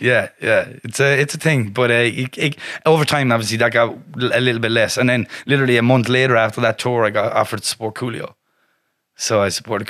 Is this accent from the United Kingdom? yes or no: no; Galway, Connacht, Ireland; also born or lived in Westport, County Mayo; I'm from Ballinfoyle in in um Galway City, which is kind of a council estate. That's where I grew up, and I lived there for the first couple of years of my life till I was about um, seven, um, and then I was I actually moved down to the West uh, Westport in County Mayo